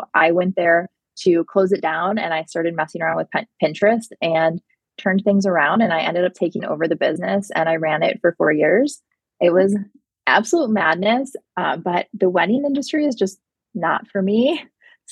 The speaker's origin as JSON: {"language": "English", "region": "Michigan", "country": "United States", "tie": "born or raised there", "also_born_or_lived": "Los Angeles", "said": "I grew up in Michigan"}